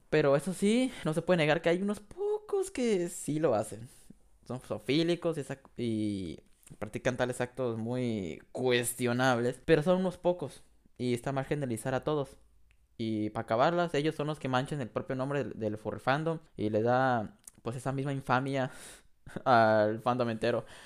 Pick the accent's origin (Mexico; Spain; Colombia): Mexico; yo en México, que soy de ahí